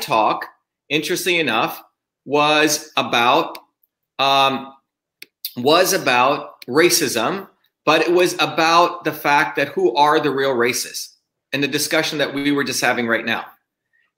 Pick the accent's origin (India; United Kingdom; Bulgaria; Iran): India; English is a second language; now in Belmont, United States; I grew up in India where we were considered the untouchables